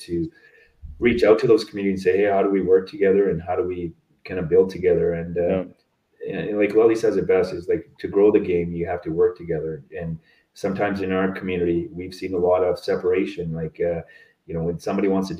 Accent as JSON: {"language": "English", "town": "Sparwood", "region": "British Columbia", "country": "Canada", "tie": "born or raised there", "also_born_or_lived": "Edmonton", "moved": "yes", "said": "growing up in Sparwood, there was a lot of reserves nearby"}